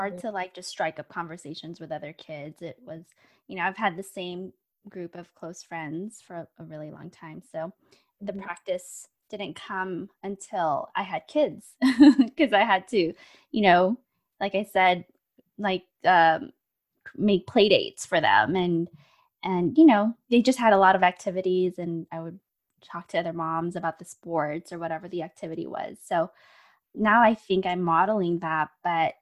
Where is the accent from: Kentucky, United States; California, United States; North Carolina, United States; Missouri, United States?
California, United States; I grew up in California and that's what I'm used